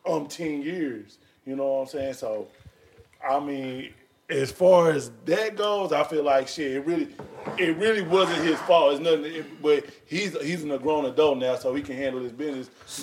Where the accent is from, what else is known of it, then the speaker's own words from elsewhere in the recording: Arlington, Texas, United States; I came South Arlington, nigga. That's where I went to high school at.